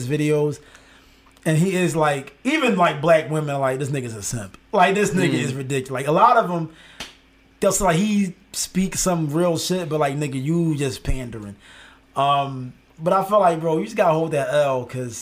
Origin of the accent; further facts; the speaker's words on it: Philadelphia, Pennsylvania, United States; I'm from Philly